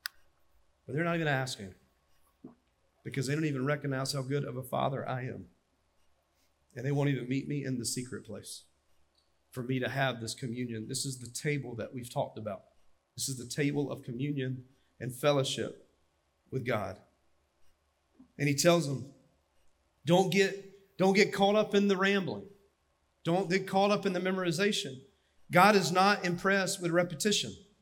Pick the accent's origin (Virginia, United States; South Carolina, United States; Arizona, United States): South Carolina, United States; Dillon County; I'm from Dillon County, and in the Sunday school we had donuts and Mountain Dew